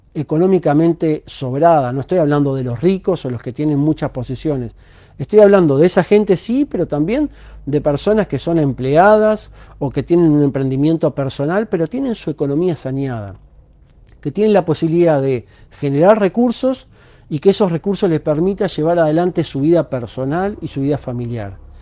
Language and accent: Spanish; Uruguay; soy uruguayo